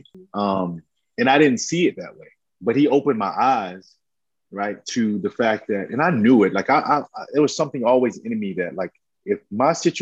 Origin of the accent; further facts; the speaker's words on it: Camden, South Carolina, United States; now in Atlanta, United States; I love growing up in Camden, South Carolina